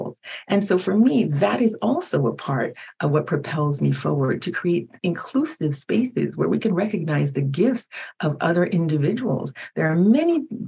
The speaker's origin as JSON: {"language": "English", "country": "United States", "tie": "born or raised there", "second_language": "English", "said": "While I was born in America, I didn't speak English until I was 5"}